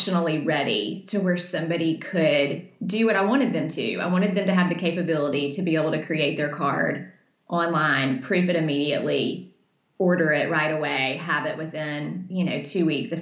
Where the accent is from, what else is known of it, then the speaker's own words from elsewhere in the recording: Birmingham, Alabama, United States; I'm from Birmingham